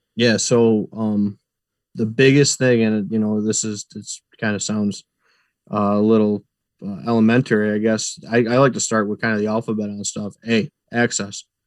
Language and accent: English; Clyde, New York, United States; also born or lived in Clifton Springs, New York; I grew up in the Clyde Lyons area